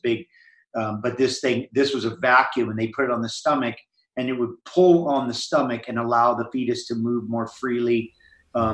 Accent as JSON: {"language": "English", "region": "Hawaii", "country": "United States", "tie": "born or raised there", "said": "I grew up in Hawaii and was in the ocean"}